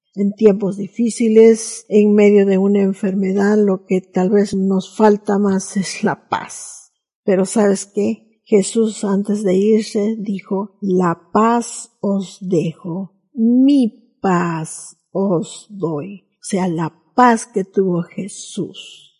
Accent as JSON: {"language": "Spanish", "country": "Peru", "said": "nuestros deberes cívicos como peruanos"}